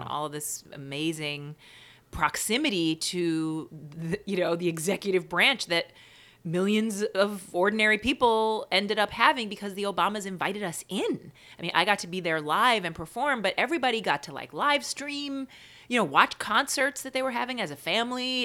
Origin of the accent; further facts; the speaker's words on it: New York City, New York, United States; also born or lived in Baltimore; I grew up in Queens.